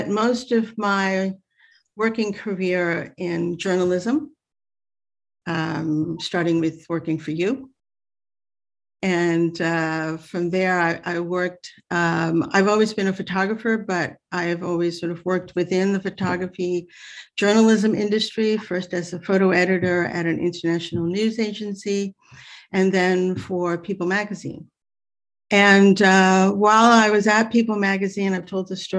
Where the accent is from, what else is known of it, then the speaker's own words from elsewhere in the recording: New York City, New York, United States; also born or lived in Sag Harbor; I grew up in the Bronx